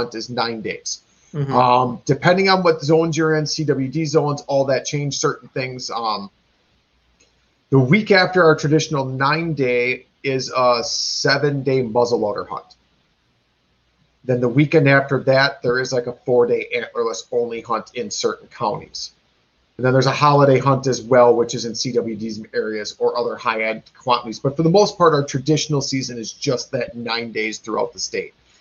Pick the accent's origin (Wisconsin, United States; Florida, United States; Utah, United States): Wisconsin, United States; we are from Wisconsin. It's a big drinking state